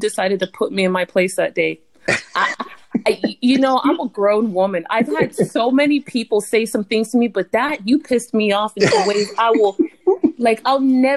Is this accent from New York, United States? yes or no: no; Miami, Florida, United States; I'm from Miami